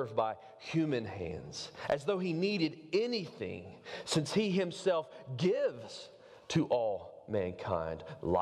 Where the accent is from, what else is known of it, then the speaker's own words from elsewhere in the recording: Covington, Georgia, United States; I'm from Covington